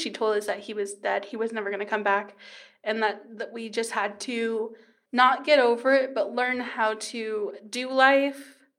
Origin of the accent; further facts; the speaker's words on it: Kingman, Arizona, United States; born there; I don't actually know what to tell them just because I'm from all over.